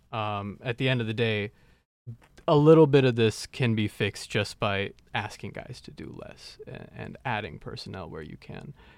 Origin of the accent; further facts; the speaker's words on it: Dallas, Texas, United States; my hometown team